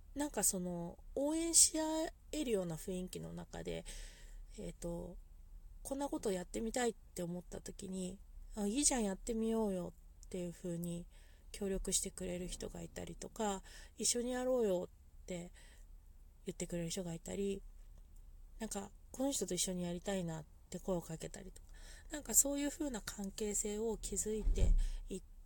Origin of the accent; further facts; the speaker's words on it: Niigata, Japan; 私たちこう新潟に長く住んでいる人間だったりとか